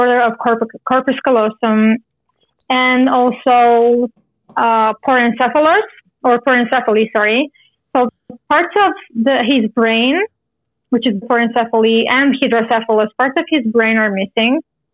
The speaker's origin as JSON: {"language": "English", "country": "Romania", "moved": "yes", "lives_now": "Canada", "said": "I'm originally from Romania. And right now I live in Canada"}